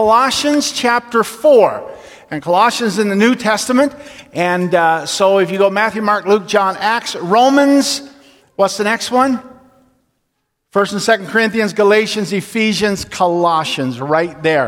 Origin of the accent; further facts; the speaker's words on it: north of Attawapiskat, Ontario, Canada; moved away; I am from so far up north that we came out to hunt. So if you took a line on a map and took my hometown and brought your finger across there, my hometown is above Attawapiskat.